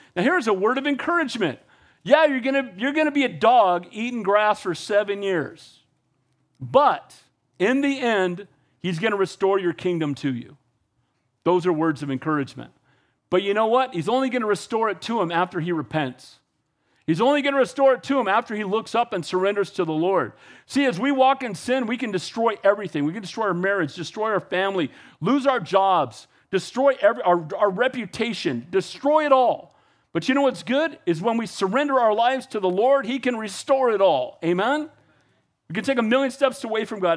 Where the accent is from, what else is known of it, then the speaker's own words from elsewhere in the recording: United States; I love being an American. I'm as patriotic as they get